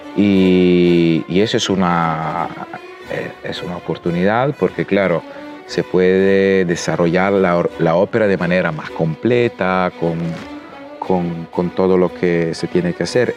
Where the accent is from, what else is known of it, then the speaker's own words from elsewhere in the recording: Italy; now in Chile; yo como italiano